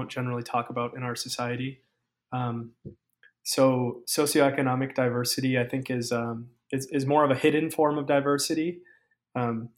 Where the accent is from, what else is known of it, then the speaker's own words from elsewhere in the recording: Minnesota, United States; I was born and raised in Minnesota